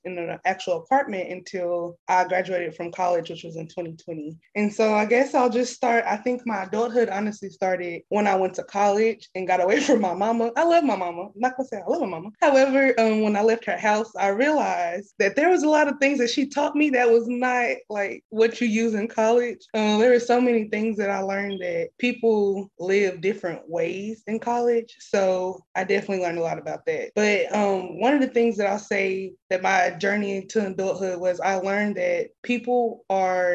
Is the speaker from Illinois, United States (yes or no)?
no; Longview, Texas, United States; I'm originally from Longview, Texas